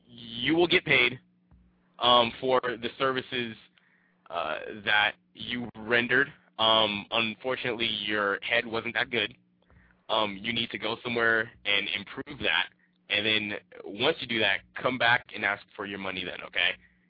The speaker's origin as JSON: {"language": "English", "town": "Compton", "region": "California", "country": "United States", "said": "I'm from Compton."}